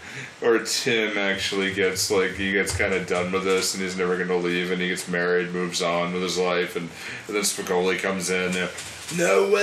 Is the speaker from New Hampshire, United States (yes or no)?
no; Massachusetts, United States; he was paired to me because I do not sound like I'm from Massachusetts at all.